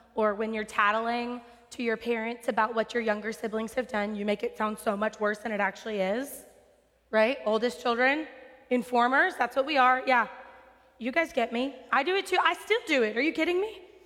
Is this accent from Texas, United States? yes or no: yes; West Texas, United States; I'm from West Texas. I know desert.